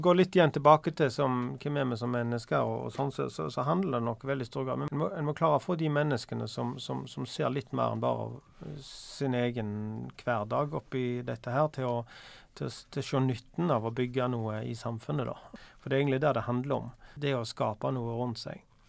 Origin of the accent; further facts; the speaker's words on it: Bryne, Rogaland, Norway; Jeg husker jo når jeg vokste opp på, på Bryne